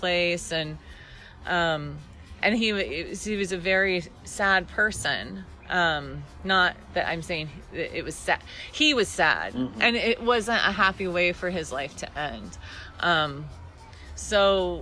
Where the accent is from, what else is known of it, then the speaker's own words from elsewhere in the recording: Casey, Illinois, United States; moved away as an adult; also born or lived in Chicago / Terre Haute, Indiana / San Marcos, Texas; I grew up in Casey